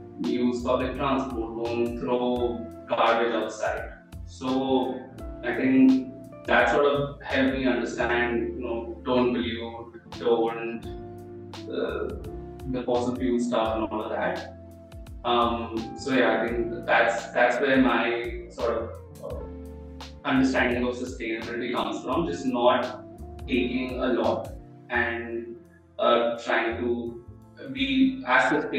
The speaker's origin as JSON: {"language": "English", "region": "Delhi", "country": "India", "tie": "born or raised there", "said": "Yeah, so in my case, honestly, I did not know much about sustainability, right?"}